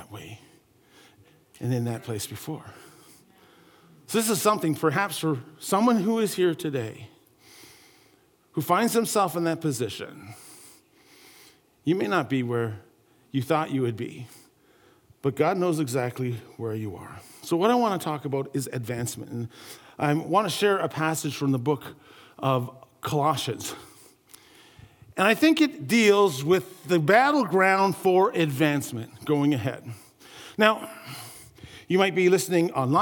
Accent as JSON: {"language": "English", "town": "St. Catharines", "region": "Ontario", "country": "Canada", "tie": "born or raised there", "said": "my hometown where there was a great big, it's called the Garden City Skyway. I come from St. Catharines, Ontario area"}